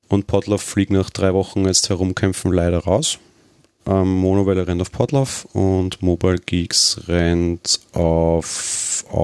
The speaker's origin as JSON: {"language": "German", "country": "Austria", "said": "Na gut, okay, ich bin Österreicher, wir kennen jetzt nicht alle deutschen"}